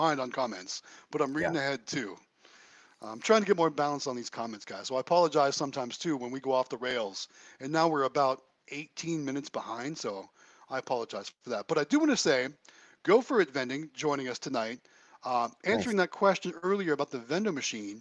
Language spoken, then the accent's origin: English; Ohio, United States; now in South Carolina, United States; I'm originally from Ohio